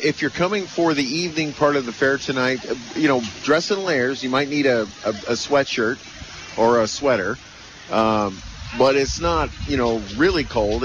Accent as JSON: {"language": "English", "region": "California", "country": "United States", "tie": "born or raised there", "said": "I was born in California."}